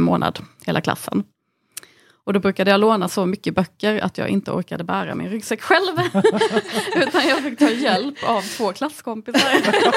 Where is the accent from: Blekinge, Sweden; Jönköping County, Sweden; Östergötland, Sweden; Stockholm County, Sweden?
Jönköping County, Sweden; Anderstorp; Jag växte upp i Anderstorp, ett litet samhälle som eh, ligger 10 mil från Halmstad, ligger i Småland